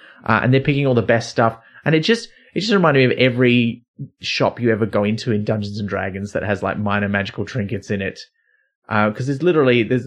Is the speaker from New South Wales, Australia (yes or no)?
yes; near Byron Bay, New South Wales, Australia; I grew up near Byron Bay.